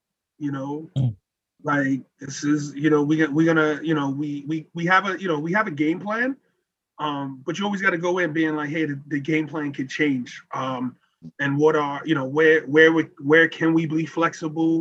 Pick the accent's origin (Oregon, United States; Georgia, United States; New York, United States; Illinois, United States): New York, United States; New York City; that Latino Black family growing up in Brooklyn